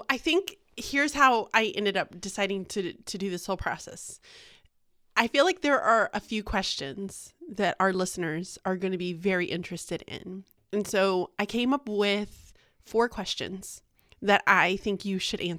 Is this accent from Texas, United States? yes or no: yes; Houston, Texas, United States; also born or lived in Galveston / Dallas; So, I was born and raised in Houston. I lived the majority of my life in Galveston and then some of it in like the h- true Houston area.